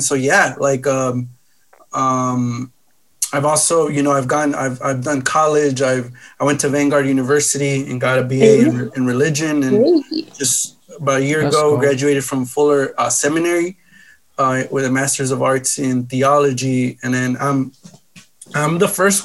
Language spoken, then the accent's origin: English; Los Angeles, California, United States; I'm a LA native, so born and raised